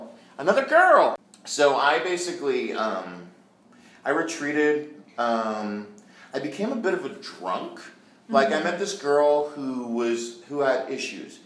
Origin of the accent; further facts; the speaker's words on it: Marin County, California, United States; I'm from Marin County